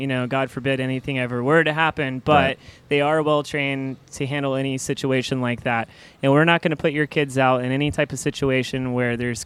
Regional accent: Panama City Beach, Florida, United States; I'm originally from Panama City Beach

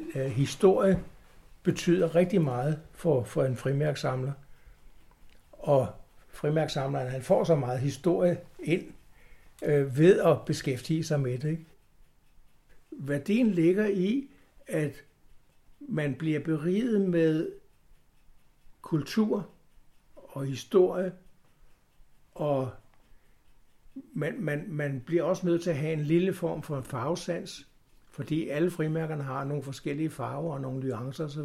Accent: Copenhagen, Capital Region of Denmark, Denmark; jeg kommer fra København, eller jeg er født i København

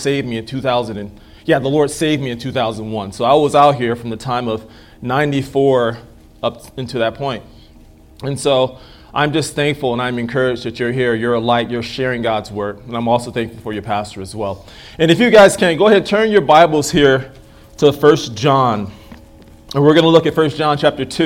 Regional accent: United States; I'm an American

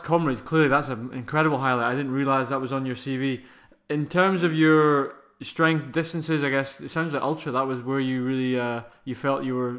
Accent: Scotland, United Kingdom; as a Scottish club runner

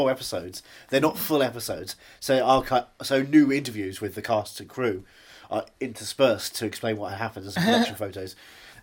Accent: Essex, London, United Kingdom; also born or lived in Southend-on-Sea; I'm from Essex, London

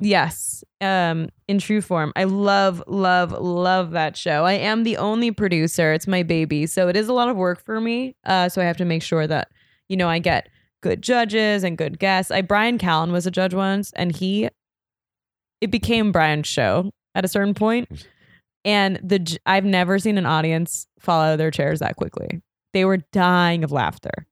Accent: New York City, New York, United States; I'm from New York

